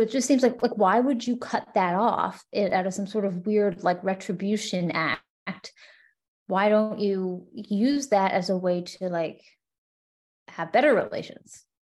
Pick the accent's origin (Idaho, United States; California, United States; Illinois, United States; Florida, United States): Florida, United States; my home state of Florida